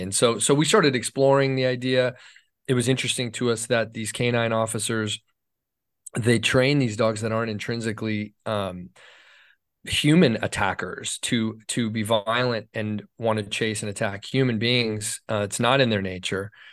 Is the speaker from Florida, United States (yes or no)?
no; Los Angeles, California, United States; L A is my hometown. I was born in Hollywood